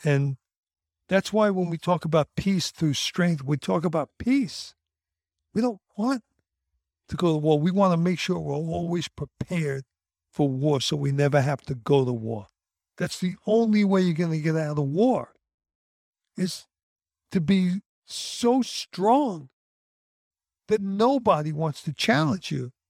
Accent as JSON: {"language": "English", "country": "United States", "said": "I'm an American"}